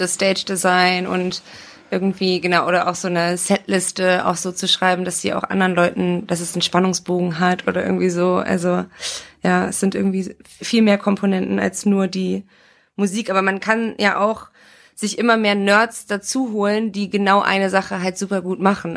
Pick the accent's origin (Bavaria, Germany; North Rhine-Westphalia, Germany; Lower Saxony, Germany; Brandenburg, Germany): Lower Saxony, Germany; Oldenburg; moved away; wir waren in Oldenburg, also quasi in meiner Heimat